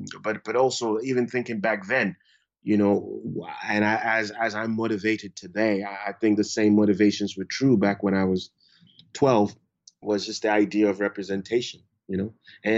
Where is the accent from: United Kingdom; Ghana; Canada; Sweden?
Ghana; moved away; also born or lived in Brooklyn, United States; To be a visual artist. Fortunately, you know, because all of these things really depend on your household, you know. I was fortunate. I grew up